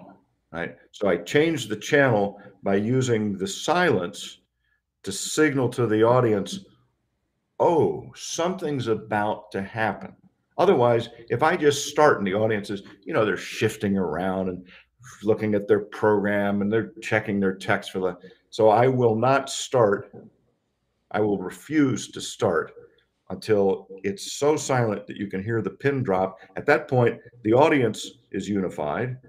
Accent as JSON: {"language": "English", "region": "Kentucky", "country": "United States", "tie": "born or raised there", "also_born_or_lived": "Chicago", "moved": "as an adult", "said": "I grew up in Kentucky"}